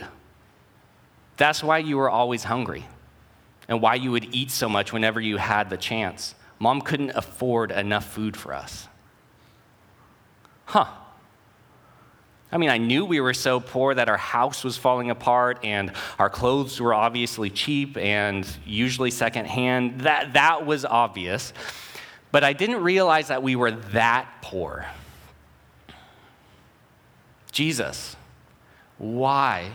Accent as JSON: {"language": "English", "town": "Oregon City", "region": "Oregon", "country": "United States", "tie": "born or raised there", "said": "I grew up in Oregon City, a mile from where this career doing yogurt started"}